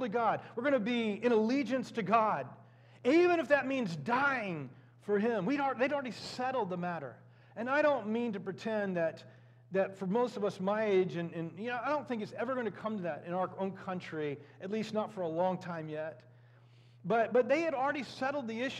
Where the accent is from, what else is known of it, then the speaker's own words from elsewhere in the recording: United States; We as American Christians, or Christians who happen to be Americans